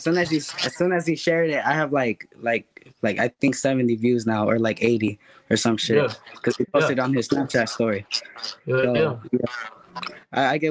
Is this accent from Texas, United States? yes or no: yes; Austin, Texas, United States; also born or lived in Chicago, Illinois; I'm from Austin, Texas